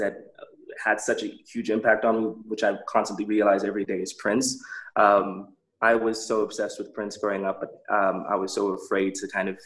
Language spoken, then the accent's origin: English; Botswana; growing up in Botswana